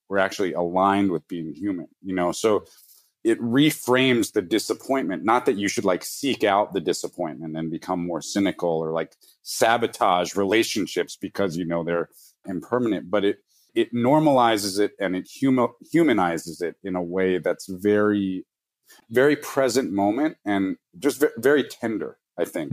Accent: New York City, New York, United States; I grew up in New York City

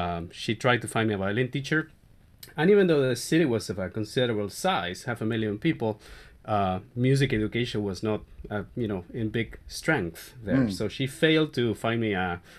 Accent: Mar del Plata, Buenos Aires Province, Argentina; growing up in Mar del Plata, Argentina

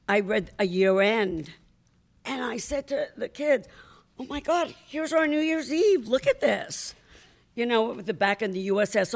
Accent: New York, United States; I'm from New York

